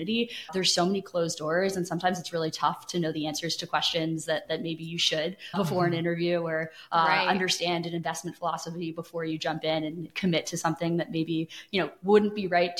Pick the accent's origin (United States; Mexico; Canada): Canada; moved away; I'm from Canada, proud Canadian. But yeah, originally from Canada